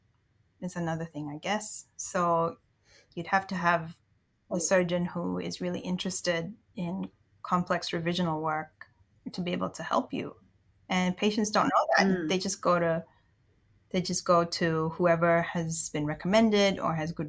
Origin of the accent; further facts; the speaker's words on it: Indonesia; moved away; I grew up in Indonesia. So my dad is part Indonesian